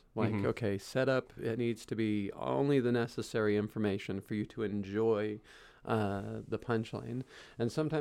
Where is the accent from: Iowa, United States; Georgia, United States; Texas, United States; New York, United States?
Texas, United States; Dallas; moved away as an adult; also born or lived in California / Wylie, Texas; I grew up in Dallas